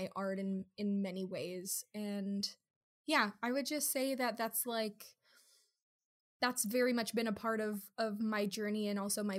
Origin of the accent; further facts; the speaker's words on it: Kahnawake, Quebec, Canada; now in Toronto, Canada; I grew up in Kahnawake, Mohawk Territory. I am Kanyekehaga.